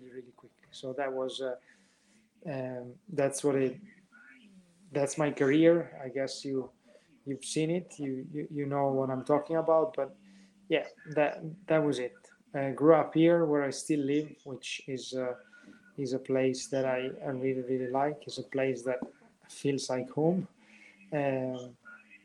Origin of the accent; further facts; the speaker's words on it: Verona, Veneto, Italy; I grew up basically where I still live. Verona is my hometown